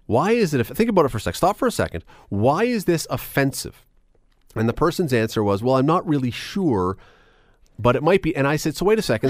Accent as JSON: {"language": "English", "country": "Canada", "said": "as a Canadian"}